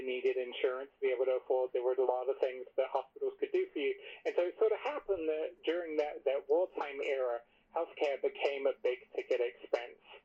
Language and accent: English; England, United Kingdom; now in United States; I grew up in England